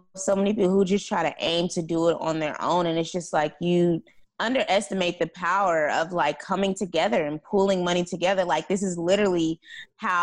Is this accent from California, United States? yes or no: yes; California, United States; I'm from California